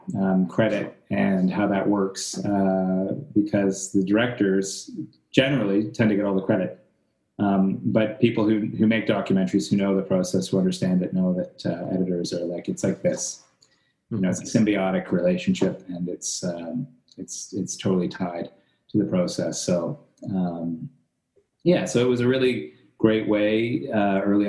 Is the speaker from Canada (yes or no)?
yes; Canada; growing up as a Canadian